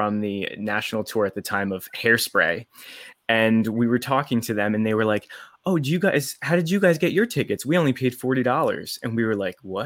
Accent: New Jersey, United States; I grew up right outside of New York City, so in New Jersey.

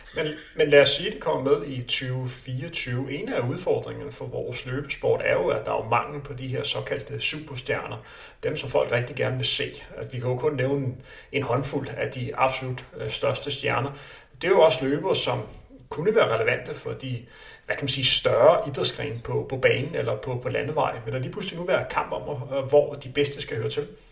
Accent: Denmark; vi er danskere

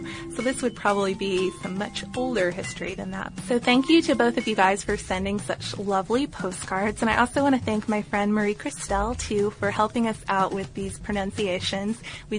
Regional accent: United Kingdom; now in Australia; I'm a British guy who decided to abandon the cubicle and spend a few years traveling around the world.

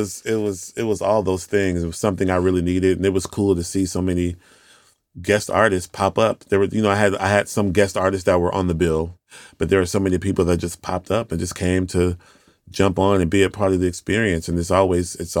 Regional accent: Houston, Texas, United States; I'm from Houston, Texas

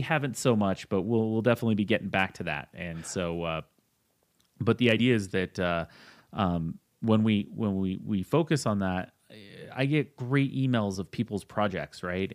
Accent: Utah, United States; now in Colorado, United States; I'm actually from Utah, the land of, uh, three two beer

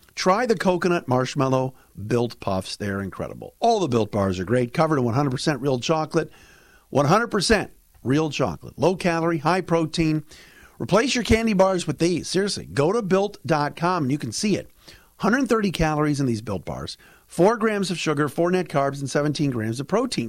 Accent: Cleveland, Ohio, United States; I grew up in Cleveland

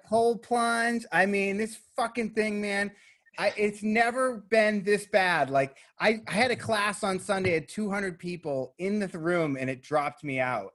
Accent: Boston, Massachusetts, United States; now in Los Angeles, United States; I'm from Boston originally

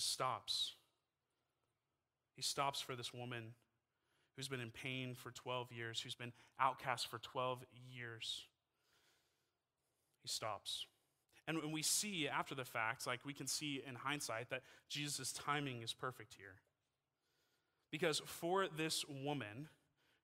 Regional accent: Texas, United States; moved away as an adult; now in Utah, United States; I'm from Texas. I've lived in Texas my entire life.

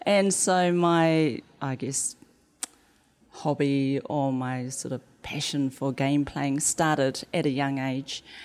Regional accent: New Zealand; The accent. And I'd be like, "New Zealand,"

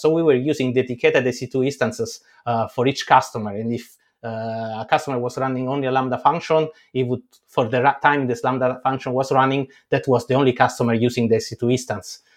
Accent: Italy; I grew up in Italy

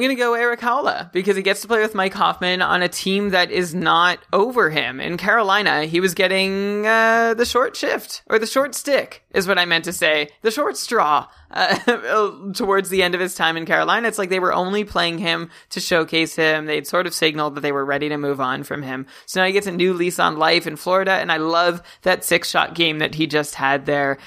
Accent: Canada; me as a Canadian

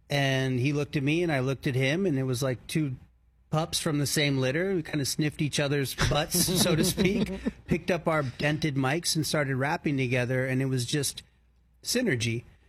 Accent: Maryland, United States; Yeah. Well, I grew up in Maryland.

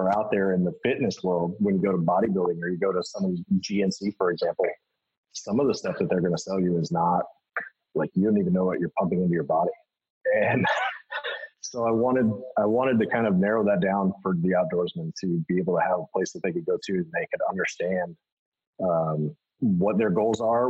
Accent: Boise, Idaho, United States; growing up in Boise, that's where bodybuilding.com came from

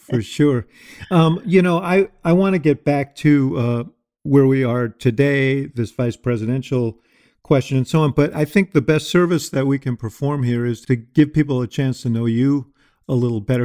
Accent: New York, United States; I was a kid growing up in New York

